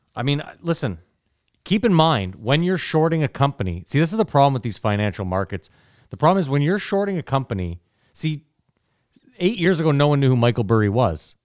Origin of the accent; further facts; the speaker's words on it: Canada; even as a Canadian